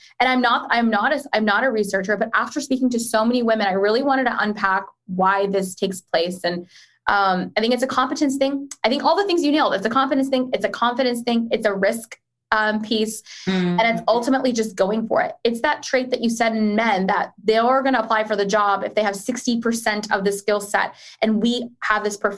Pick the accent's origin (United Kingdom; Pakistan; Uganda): Pakistan; as a Pakistani woman